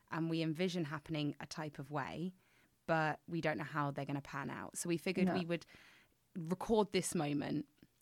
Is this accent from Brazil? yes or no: no; England, United Kingdom; I'm from England